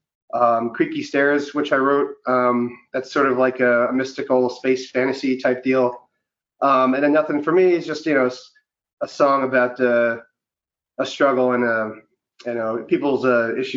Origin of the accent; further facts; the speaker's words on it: Bayonne, New Jersey, United States; I'm from Bayonne, as well as a couple other members of the band